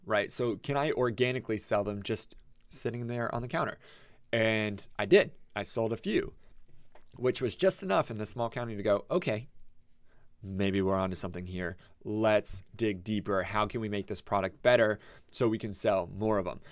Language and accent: English; Tampa, Florida, United States; now in Ocala, United States; I came from Tampa, like, I grew up in Tampa